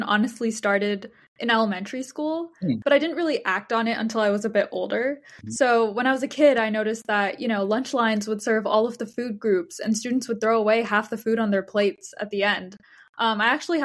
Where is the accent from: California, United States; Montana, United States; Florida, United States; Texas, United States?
Texas, United States; moved away as an adult; now in New York, United States; I grew up in Texas and I did my K-12 education there